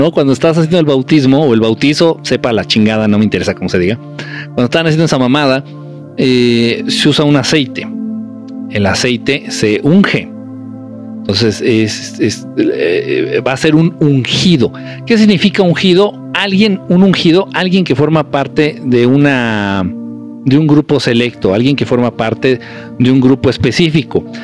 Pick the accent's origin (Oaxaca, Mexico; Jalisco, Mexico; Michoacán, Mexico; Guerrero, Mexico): Guerrero, Mexico; Acapulco; Me encanta la playa, literalmente nací ahí, soy de Acapulco.